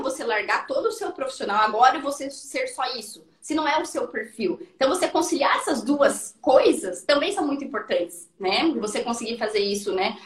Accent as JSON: {"language": "Portuguese", "region": "interior of Paraná", "country": "Brazil", "tie": "born or raised there", "said": "a menina do interior, assim como a Suelen, eu né, também sou do interior do Paraná"}